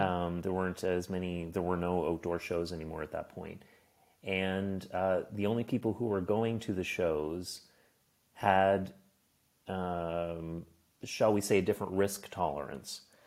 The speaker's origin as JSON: {"language": "English", "region": "Nova Scotia", "country": "Canada", "moved": "yes", "lives_now": "Berlin, Germany", "said": "I'm from Nova Scotia. It's on the East Coast."}